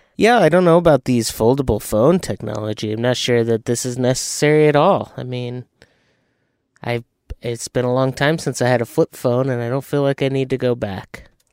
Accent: Arizona, United States; moved away; We're from Arizona. I lived in, in desert areas, like around the valley and south of the valley.

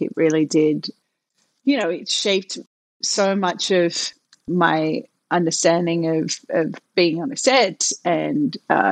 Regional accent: Melbourne, Victoria, Australia; moved away as an adult; I came from Melbourne where my world was so safe

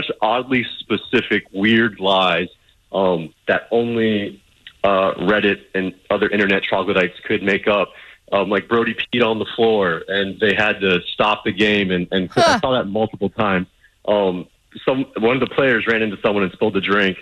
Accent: South Florida, United States; We're from South Florida

